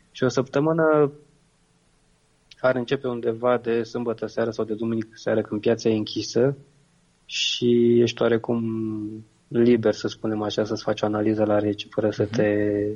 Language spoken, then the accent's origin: Romanian; Romania; eu sunt român